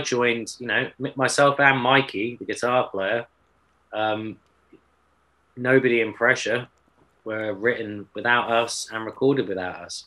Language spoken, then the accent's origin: English; Exeter, South West England, United Kingdom; I'm from Exeter